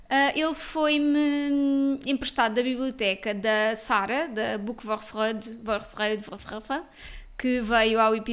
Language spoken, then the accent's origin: Portuguese; Portugal; como boas portuguesas que somos, não é?